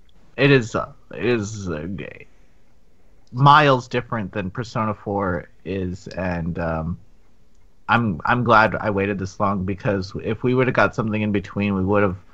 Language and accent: English; California, United States; I'm Californian